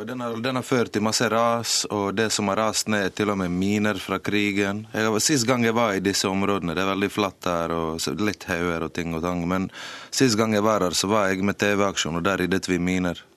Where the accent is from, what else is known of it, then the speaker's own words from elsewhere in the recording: Mostar, Federation of Bosnia and Herzegovina, Bosnia & Herzegovina; now in Norway; for jeg er født der.